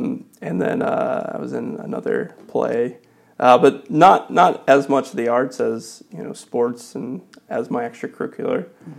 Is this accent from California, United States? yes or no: no; Wheeler, Indiana, United States; I'm from Northwest Indiana, so not too far from here. I grew up in a town called Wheeler. It's very close to like Portage and Valparaiso, Indiana.